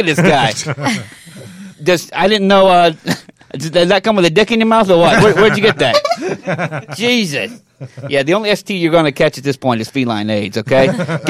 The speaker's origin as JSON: {"language": "English", "town": "Coney Island", "region": "New York", "country": "United States", "said": "No, I'm from Coney Island."}